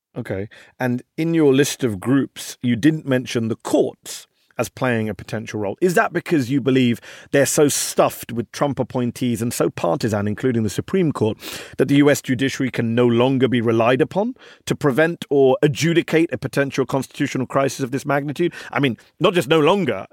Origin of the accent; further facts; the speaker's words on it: United Kingdom; now in United States; as a Brit watching all of this here in the U S